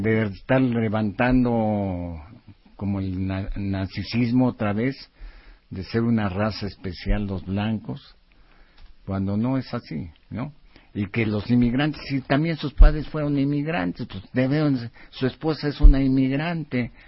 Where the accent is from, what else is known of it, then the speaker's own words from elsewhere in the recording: Mexico; nuestro México